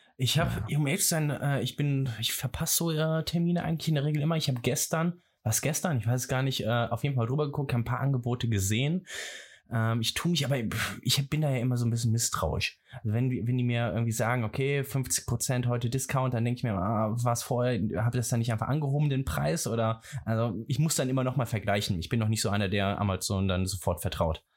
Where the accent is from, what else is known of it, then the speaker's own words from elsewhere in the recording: Rhineland, Germany; ich komme aus dem Rheinland